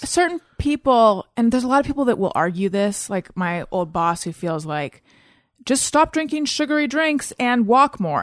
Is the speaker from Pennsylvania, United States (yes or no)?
no; Orange County, California, United States; also born or lived in Claremont / New York; born in Northern California, grew up in Orange County